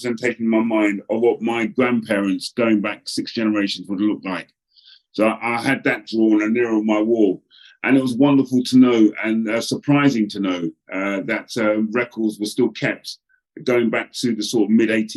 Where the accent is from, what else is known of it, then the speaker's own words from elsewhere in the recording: England, United Kingdom; a young black man growing up, in particular in England